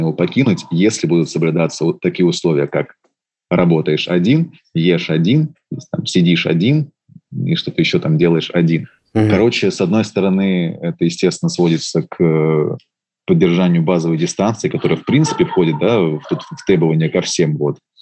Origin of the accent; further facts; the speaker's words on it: Russia; я из России